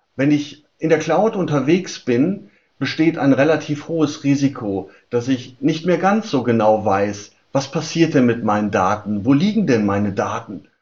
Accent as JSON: {"language": "German", "country": "Germany", "said": "Bei uns in Deutschland"}